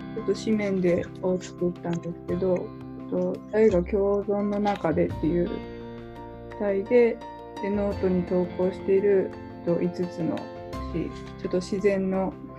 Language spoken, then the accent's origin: Japanese; Miyagi, Japan; now in Kyoto, Japan; 私は宮城県出身で、今は京都に住んでいる